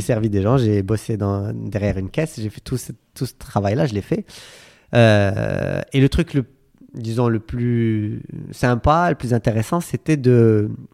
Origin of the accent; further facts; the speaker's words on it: Casablanca, Casablanca-Settat, Morocco; moved away as an adult; also born or lived in Hawaii / United States; J'ai grandi à Casablanca, j'ai fait mes études à Casablanca